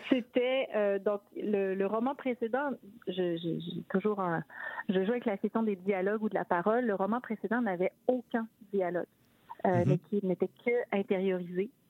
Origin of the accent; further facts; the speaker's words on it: Quebec City, Quebec, Canada; now in Toronto, Canada; je viens de la ville de Québec et qu'une des surprises que j'ai en arrivant à Toronto